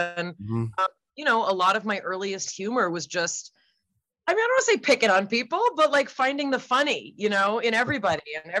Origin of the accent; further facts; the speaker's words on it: California, United States; That's right.